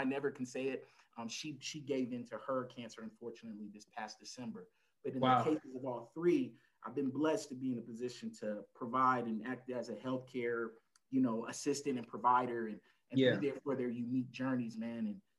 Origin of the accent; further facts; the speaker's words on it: El Paso, Texas, United States; I'm originally from El Paso, Texas, right on the border of good old Mexico. I'm an Army brat. I've lived all over the world